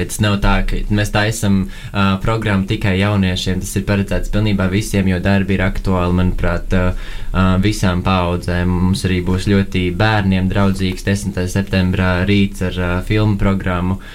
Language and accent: Latvian; Latvia; Vēl ņemot vērā to, ka mēs esam pieci kuratori no Latvijas un pieci no Norvēģijas